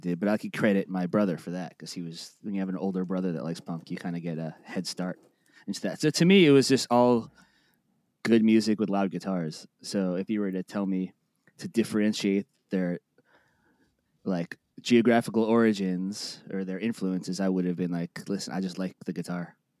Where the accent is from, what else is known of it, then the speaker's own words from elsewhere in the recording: Boca Raton, Florida, United States; also born or lived in Plantation, Florida; I was born in Plantation, Florida, and then I was raised in, right outside Boca, like, west of it.